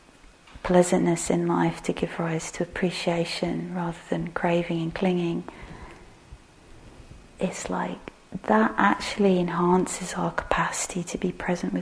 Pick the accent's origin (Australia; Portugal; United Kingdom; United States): United Kingdom; England; we're English